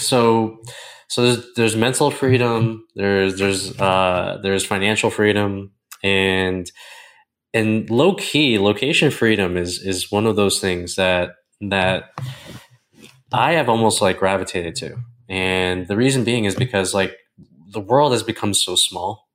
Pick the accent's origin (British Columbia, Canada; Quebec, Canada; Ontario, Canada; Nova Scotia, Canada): Ontario, Canada; Toronto; moved away as an adult; now in Costa Rica; I've always lived about ten to twenty miles away from my hometown.